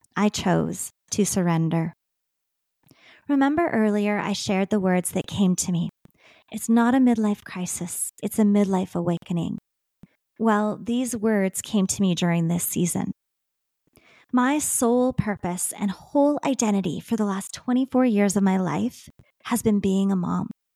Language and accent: English; Saskatchewan, Canada; I am a Canadian girl that was born and raised in Saskatchewan.